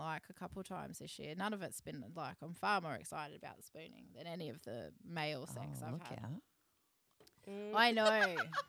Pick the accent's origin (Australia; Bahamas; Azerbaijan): Australia; Stanthorpe, Queensland; moved away; And then I went up to where I'm from. Like it's Stanthorpe.